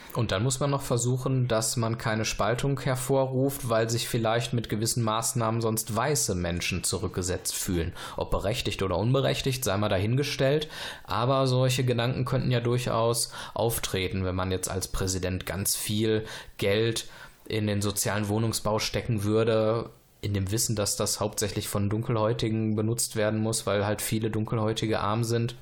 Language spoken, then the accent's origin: German; Germany; wenn wir als Deutsche auswandern würden in ein fremdes Land